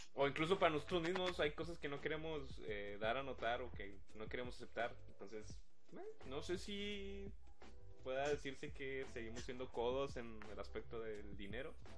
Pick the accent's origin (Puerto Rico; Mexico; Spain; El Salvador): Mexico; Monterrey, Nuevo León; now in Guadalupe, Mexico; yo nací en Monterrey, pero resido en Guadalupe